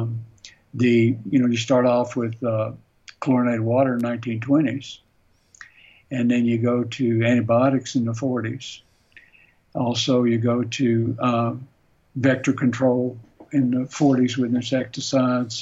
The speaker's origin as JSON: {"language": "English", "region": "the South", "country": "United States", "tie": "born or raised there", "moved": "yes", "said": "I grew up on the Tennessee River"}